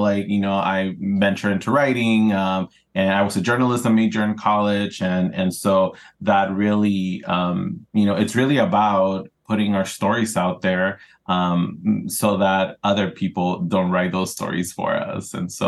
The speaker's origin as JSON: {"language": "English", "region": "California", "country": "United States", "tie": "born or raised there", "also_born_or_lived": "Ensenada, Mexico", "said": "I grew up here in Southern California. I was born in Ensenada, Mexico, Arribos Cachanillas. And I came here when I was still developing, you know, as a teenager, right?"}